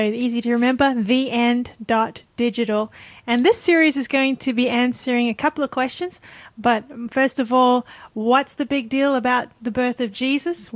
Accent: Sydney, New South Wales, Australia; I grew up in Sydney

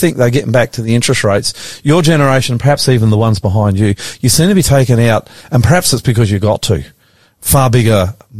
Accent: Brisbane, Queensland, Australia; also born or lived in Nowra, New South Wales; I grew up in McGregor.

